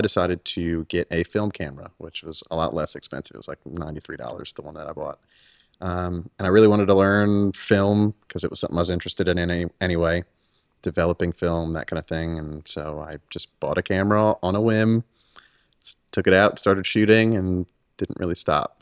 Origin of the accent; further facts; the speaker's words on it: Freeport, New York, United States; moved away; also born or lived in Los Angeles, California / Hawthorne, California; I moved when I was nine to New York